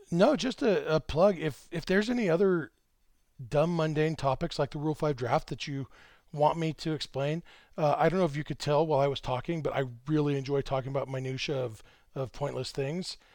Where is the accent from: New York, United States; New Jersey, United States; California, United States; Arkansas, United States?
California, United States; Lake Elsinore; Lake Elsinore, my hometown